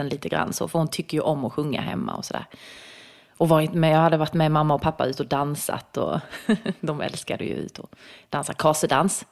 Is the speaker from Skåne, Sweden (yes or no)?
yes; Bromölla, Skåne, Sweden; accent: Scanian; now in Stockholm, Sweden; jag är ju från Bromölla och det ligger ju väldigt nära Blekinge